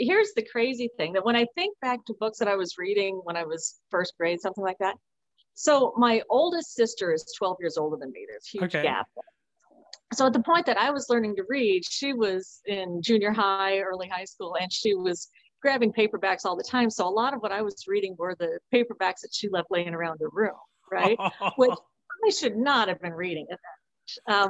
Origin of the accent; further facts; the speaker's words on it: Midwest, United States; I'm from the Midwest.